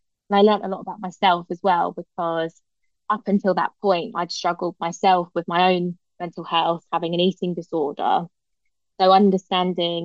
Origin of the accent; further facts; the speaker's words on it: Hertfordshire, East of England, United Kingdom; also born or lived in London; I was born in London, lived there for a few years before I eventually moved to Hertfordshire